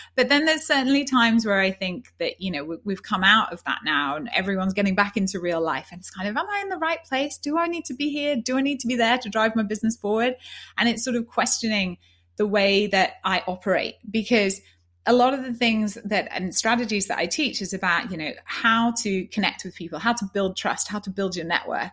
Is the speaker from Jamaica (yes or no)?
no; Yorkshire and the Humber, United Kingdom; moved away as an adult; also born or lived in London / Rome; I'm a girl from Yorkshire and, and up in the north.